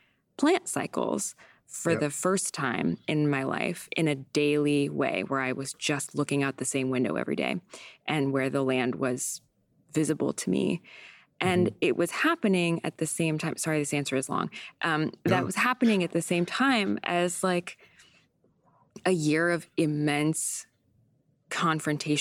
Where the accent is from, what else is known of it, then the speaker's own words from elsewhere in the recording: San Diego, California, United States; also born or lived in Vermont; now in New York, United States; grew up in San Diego where there are seasons, but like not exactly.